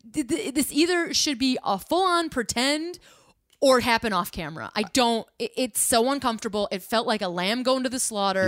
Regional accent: Midwest, United States; I'm from the Midwest

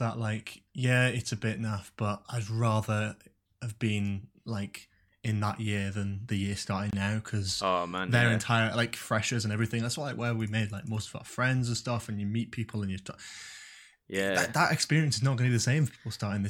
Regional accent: Newcastle upon Tyne, North East England, United Kingdom; now in London, United Kingdom; I go to uni in London, and I'm originally from Newcastle, so again, it was just cut off basically from everyone almost straight away.

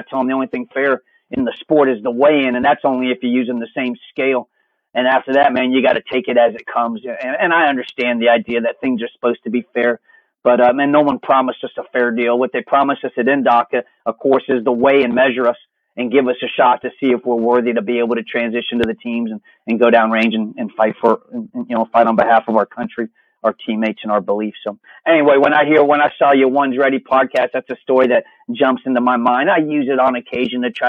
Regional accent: Virginia, United States; I grew up in Virginia

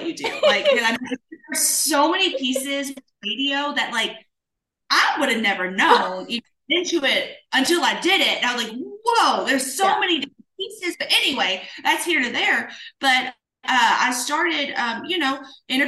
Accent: Springfield, Kentucky, United States; moved away as an adult; now in Nashville, United States; I grew up in a small town in Kentucky. It's called Springfield, Kentucky, right outside of Bardstown

